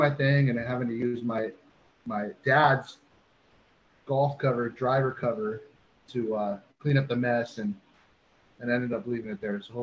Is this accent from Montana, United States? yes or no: no; the Bay Area, California, United States; born or raised there